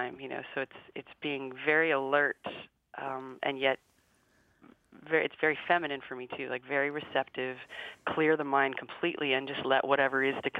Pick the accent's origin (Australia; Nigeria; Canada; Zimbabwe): Canada; from a Canadian culture